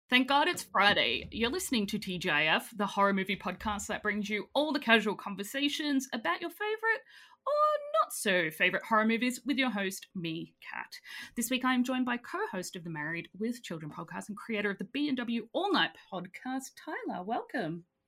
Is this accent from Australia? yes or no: yes; Australia; I'm Australian